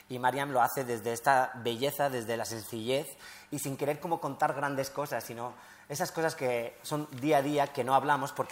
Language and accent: Spanish; Spain; O sea, quiero decir, eh, que soy español, obviamente, hay cosas que me cuesta todavía más.